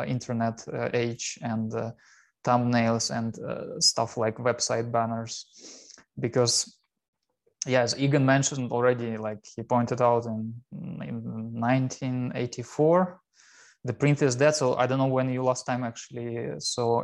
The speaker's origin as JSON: {"language": "English", "country": "Russia", "also_born_or_lived": "Chelyabinsk, Russia / Helsinki, Finland / Hannover, Germany", "moved": "as an adult", "lives_now": "Kiel, Germany", "said": "I'm originally from Russia"}